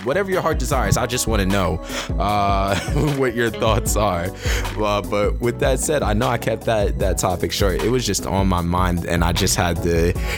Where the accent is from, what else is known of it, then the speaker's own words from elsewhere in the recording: New Jersey, United States; my home state